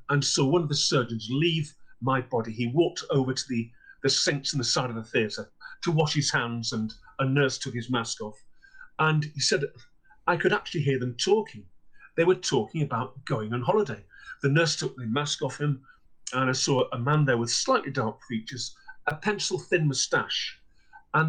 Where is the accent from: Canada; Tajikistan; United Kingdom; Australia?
United Kingdom; Clitheroe, North West England; also born or lived in South Lakeland, Cumbria; my hometown of Clitheroe, which is in the northwest of England.